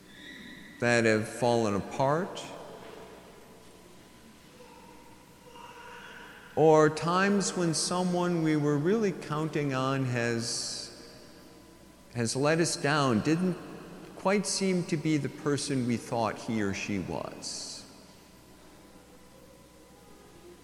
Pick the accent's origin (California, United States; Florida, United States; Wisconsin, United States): Wisconsin, United States; Appleton; moved away; I grew up in Appleton, Wisconsin